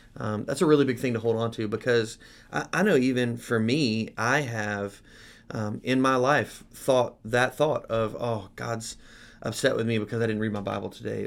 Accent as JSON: {"language": "English", "country": "United States", "said": "as American Christians"}